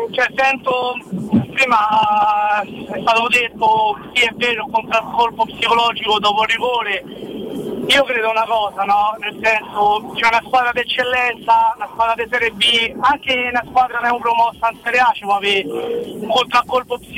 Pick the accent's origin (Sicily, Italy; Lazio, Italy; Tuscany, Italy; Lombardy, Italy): Lazio, Italy; Rome; non è che uno è da Roma, allora io sono da Roma, e mi danno a far bene tutto